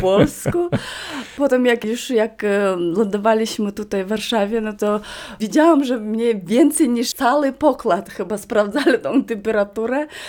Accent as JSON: {"language": "Polish", "area": "Vilyuy river, western Yakutia", "region": "Sakha Republic", "country": "Russia", "tie": "born or raised there", "second_language": "Polish", "moved": "yes", "said": "Ja pochodzę z nad rzeki Wiluj, czyli to jest zachodnia Duży Jakucja."}